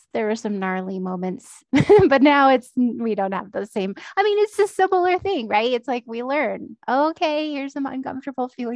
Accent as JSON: {"language": "English", "region": "Central Valley of California", "country": "United States", "tie": "born or raised there", "moved": "yes", "said": "I w went home to my hometown in the Central Valley of California"}